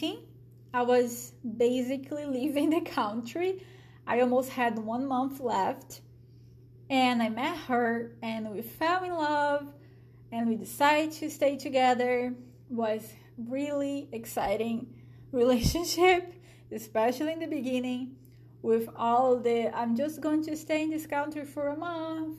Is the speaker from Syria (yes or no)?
no; Brazil; accent: Brazilian; English is a second language; moved away as an adult; now in Michigan, United States; a Brazilian. You guys probably figured out by my accent.